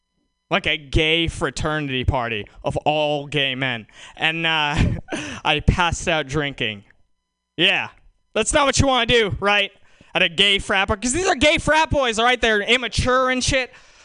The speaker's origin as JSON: {"language": "English", "town": "Walnut Creek", "region": "California", "country": "United States", "said": "I actually live in, I'm from Walnut Creek. You guys know Walnut Creek? Why do people laugh when I say Walnut Creek? That's where all the rich white people in the Bay live, right?"}